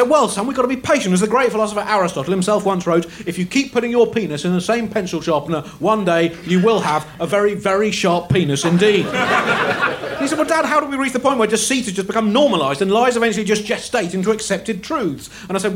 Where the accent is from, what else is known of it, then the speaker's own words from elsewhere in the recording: United Kingdom; I'm British, son. 110% British